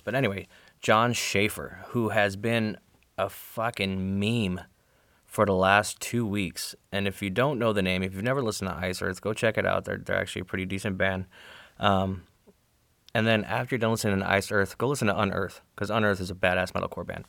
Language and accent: English; Arizona, United States; I'm from Arizona